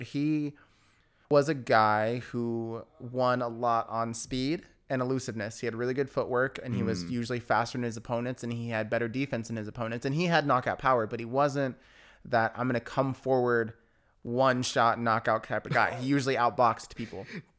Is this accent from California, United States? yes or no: yes; Riverside, California, United States; Martin Luther King High School in Riverside.